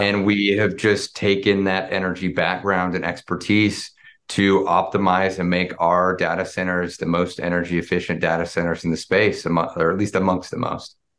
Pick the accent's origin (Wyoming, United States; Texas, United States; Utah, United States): Utah, United States; Springville; I grew up, uh, actually in a little town in Utah, Springville, Utah, about forty, forty-five minutes south of, uh, of Salt Lake City